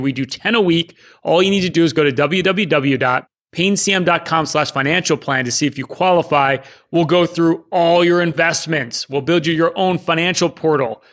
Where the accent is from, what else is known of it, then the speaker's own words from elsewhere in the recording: Philadelphia suburbs, Pennsylvania, United States; we're all from Philadelphia, the suburbs